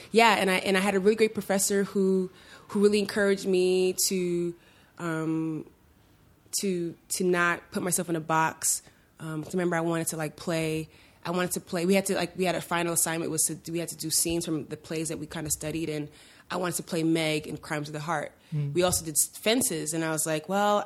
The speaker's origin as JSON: {"language": "English", "town": "New York City", "region": "New York", "country": "United States", "tie": "born or raised there", "said": "I grew up in Sunset Park, Brooklyn"}